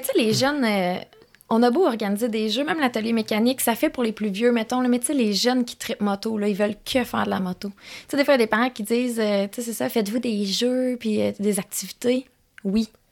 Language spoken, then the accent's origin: French; Quebec, Canada; moved away as an adult; also born or lived in Gatineau; J'habitais à Gatineau, mais je suis native de Québec, fait que je voulais revenir par ici